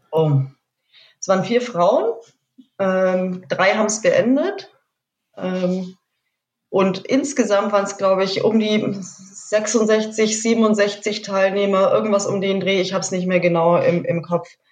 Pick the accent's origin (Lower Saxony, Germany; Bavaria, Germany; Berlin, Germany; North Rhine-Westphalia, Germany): Bavaria, Germany; Munich; ich bin gar nicht aus der Ecke, ich bin aus München.